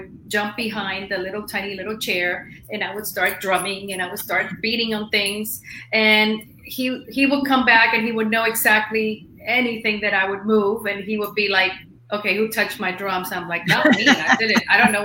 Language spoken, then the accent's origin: English; Miami, Florida, United States; also born or lived in Cuba; I was born in Cuba, was raised in Miami